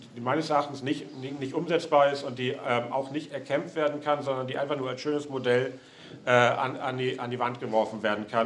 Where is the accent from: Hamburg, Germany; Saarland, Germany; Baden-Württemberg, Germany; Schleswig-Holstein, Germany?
Hamburg, Germany; moved away; Ich äh, bin ursprünglich aus Hamburg